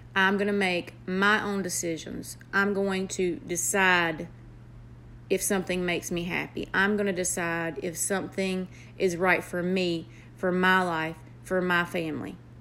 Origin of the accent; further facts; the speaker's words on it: the South, United States; accent: country; I have a country accent. I am from the South.